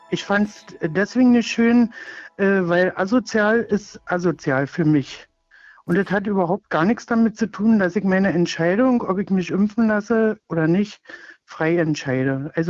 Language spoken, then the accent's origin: German; East Germany, Germany; Also früher, ich bin nur in der DDR aufgewachsen